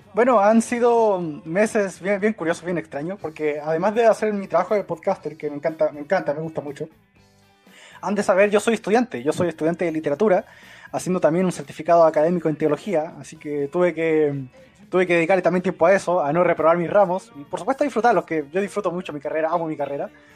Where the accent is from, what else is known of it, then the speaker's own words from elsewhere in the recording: Chile; soy chileno